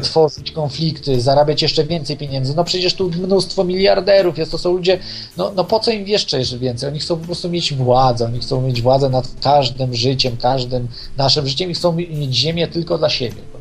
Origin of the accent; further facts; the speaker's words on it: Poland; jednym z trzech dziennikarzy polskich